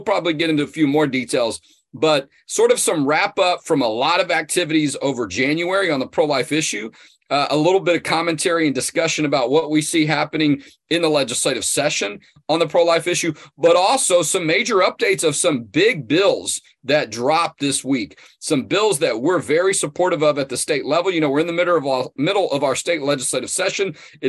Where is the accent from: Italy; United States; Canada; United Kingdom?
United States; Texas; I'm from Texas